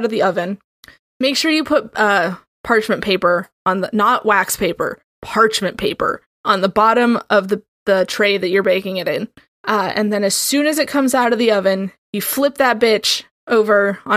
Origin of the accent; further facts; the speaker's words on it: United States; I am from America.